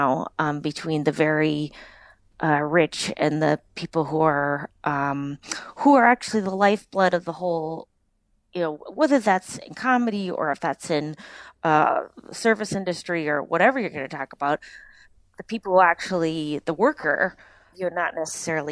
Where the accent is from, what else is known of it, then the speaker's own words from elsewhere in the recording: United States; as an American